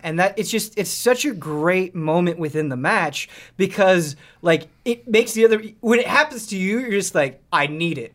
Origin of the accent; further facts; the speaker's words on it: Midwest, United States; growing up in the Mid- Midwest